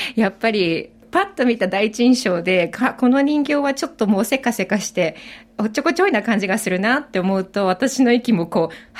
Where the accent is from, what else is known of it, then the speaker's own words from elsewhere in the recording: Japan; moved away as an adult; now in Australia; 私はもともと日本で育って